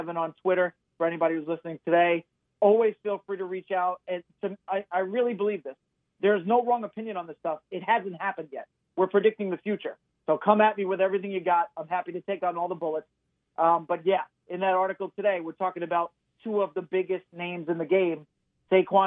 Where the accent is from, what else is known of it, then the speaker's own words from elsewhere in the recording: New York, United States; You guys know I'm a Mets guy. I'm from New York